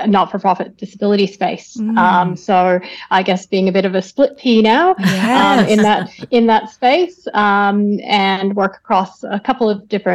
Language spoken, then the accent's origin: English; Calgary, Alberta, Canada; now in Melbourne, Australia; I grew up in Canada, in the western part. So grew up in Calgary, close to the Rocky Mountains